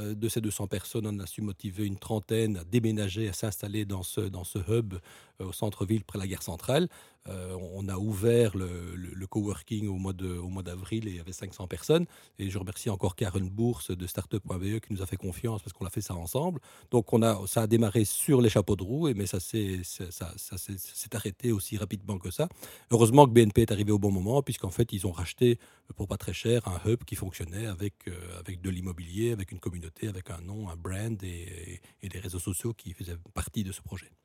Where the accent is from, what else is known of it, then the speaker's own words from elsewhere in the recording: Belgium; on est une petite nation, un petit pays euh, multilingue